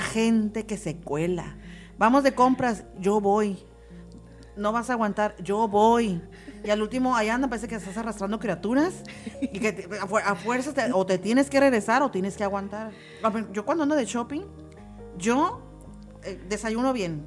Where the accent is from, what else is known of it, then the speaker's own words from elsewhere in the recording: Tijuana, Baja California, Mexico; como buenos tijuanenses